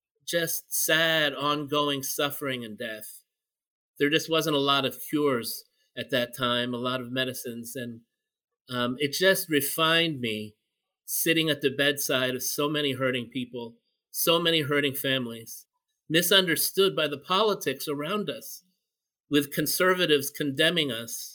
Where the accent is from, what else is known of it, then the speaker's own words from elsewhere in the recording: Philippines; And as a Filipino, I was just, you know, struck by that.